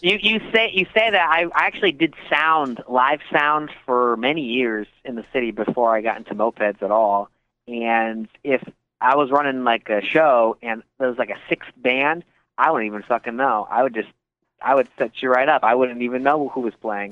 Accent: Connecticut, United States; moved away as an adult; also born or lived in White Plains area, New York; now in Queens, New York, United States; I'm from Connecticut originally

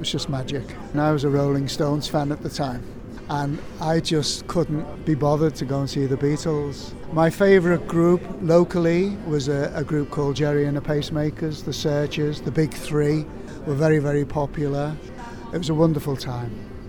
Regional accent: North West England, United Kingdom; Liverpool and the area as a teenager was fantastic. No matter where I went around the country, because I came from Merseyside, it was just brilliant.

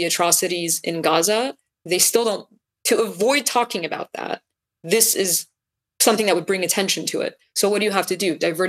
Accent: United States; because I'm an American

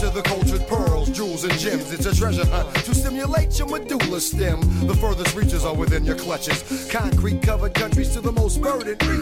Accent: Oakland, California, United States

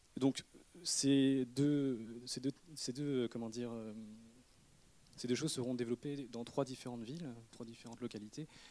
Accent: Redon, Brittany, France; je suis né à Redon, dans le Bretagne, fin fond de la Bretagne même, le 44 et le 35.

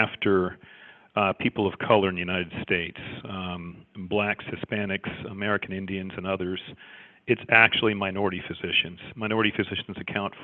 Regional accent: Canada; also born or lived in Jamaica; I was actually born in Jamaica, as you can tell by my thick Jamaican accent. and I grew up in Canada. I was only in Jamaica for a year

